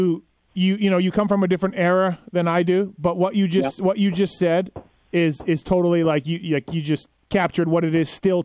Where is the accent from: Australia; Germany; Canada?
Canada; Winnipeg, Manitoba; I'm from Winnipeg, born and raised.